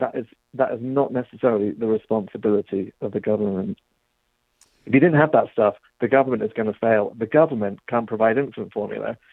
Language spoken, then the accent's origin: English; England, United Kingdom; accent: English; That's my English